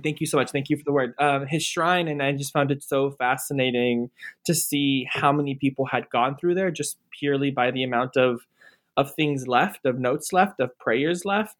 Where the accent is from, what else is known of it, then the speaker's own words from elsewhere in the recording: near Corpus Christi, South Texas, United States; I grew up in South Texas near a small town near Corpus Christi